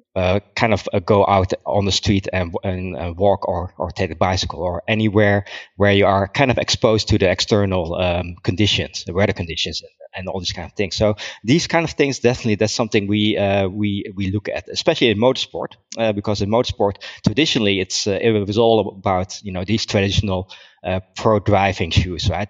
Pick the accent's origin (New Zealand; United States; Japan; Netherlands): Netherlands; moved away as an adult; also born or lived in Germany; I'm from the Netherlands. Um, I, I grew up there. I was born there.